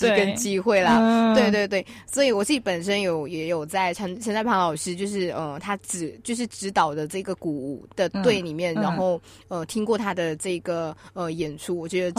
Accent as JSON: {"language": "Chinese", "country": "Malaysia", "moved": "yes", "said": "身为马来西亚华人"}